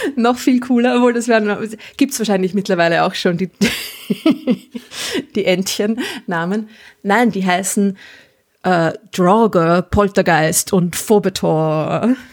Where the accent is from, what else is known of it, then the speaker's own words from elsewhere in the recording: Vienna, Austria; als Wienerin